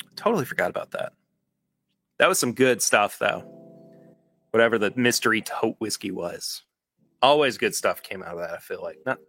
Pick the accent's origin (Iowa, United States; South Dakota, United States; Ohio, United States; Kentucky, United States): Kentucky, United States; I was born in Kentucky